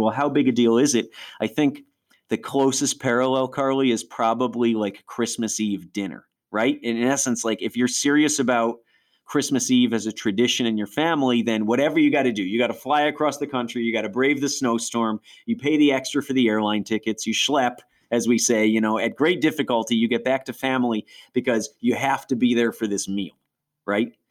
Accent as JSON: {"language": "English", "region": "Western New York", "country": "United States", "tie": "born or raised there", "said": "we went to a Messianic Jewish congregation where I grew up in Western New York"}